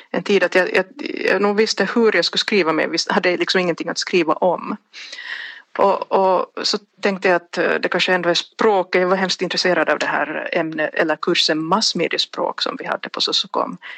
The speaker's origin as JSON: {"language": "Swedish", "country": "Finland", "said": "Om jag tänker som finlandssvensk."}